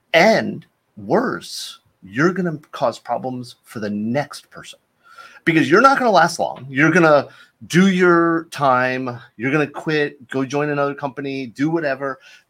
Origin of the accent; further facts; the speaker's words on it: Florida, United States; So I mean, I grew up in Florida. We didn't have that stuff.